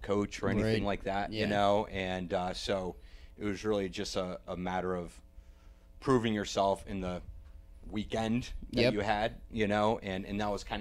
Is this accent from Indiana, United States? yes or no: no; Hanover, New Hampshire, United States; moved away; where I grew up is right near Dartmouth College